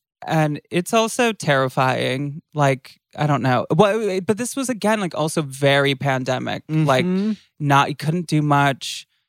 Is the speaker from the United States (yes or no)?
yes; Michigan, United States; now in California, United States; I'm from Michigan.